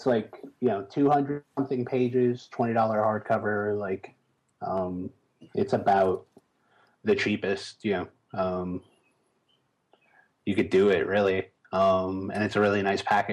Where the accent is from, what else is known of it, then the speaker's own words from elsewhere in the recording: Chicago, Illinois, United States; I grew up in Chicago.